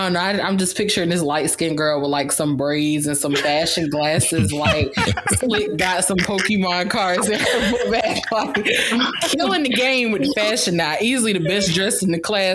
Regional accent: Savannah, Georgia, United States; I'm from Savannah

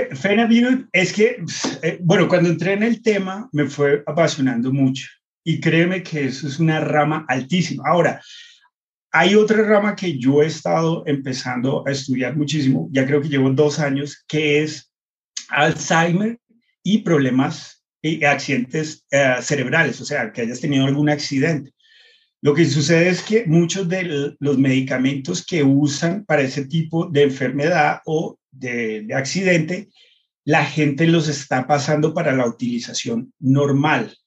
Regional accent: United States; moved away; yo crecí en Estados Unidos

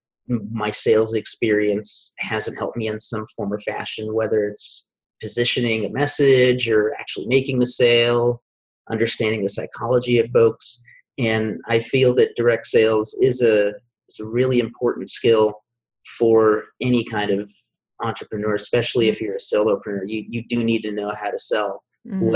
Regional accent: Sarasota, Florida, United States; also born or lived in Orlando, Florida; I'm originally a Florida native. I was born in Sarasota, Florida

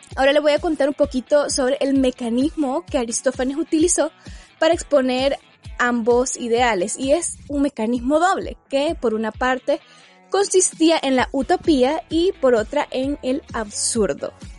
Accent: El Salvador; a nosotros mismos como sociedad salvadoreña

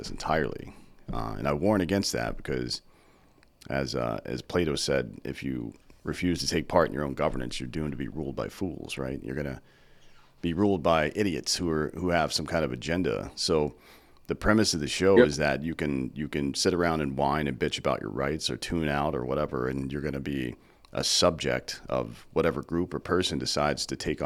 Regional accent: the South, United States; I was raised in the South.

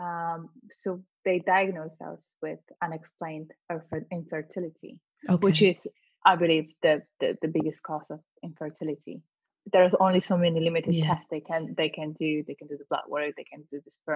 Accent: Vietnam; moved away; also born or lived in Slovakia; I was born in Slovakia and I was raised in Vietnam

